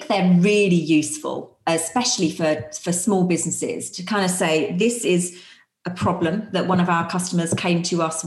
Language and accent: English; United Kingdom; we are so British